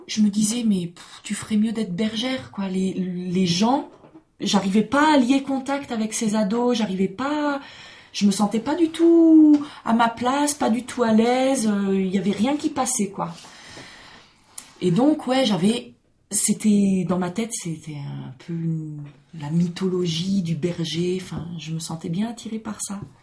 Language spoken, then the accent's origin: French; Alsace, Grand Est, France; moved away; also born or lived in Mizoën, Oisans; mes parents sont pas alsaciens, mais j'ai grandi là-bas